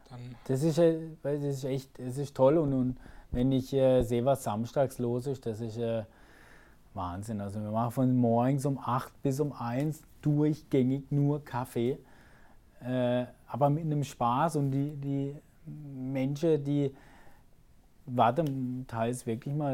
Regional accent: Bühl, Baden-Württemberg, Germany; ist meine Heimat. Ja, nicht Karlsruhe, sondern Bühl, Achern.

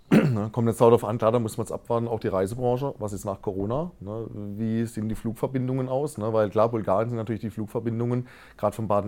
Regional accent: Balearic Islands, Spain; ich bin auf Mallorca groß geworden, sage ich mal.

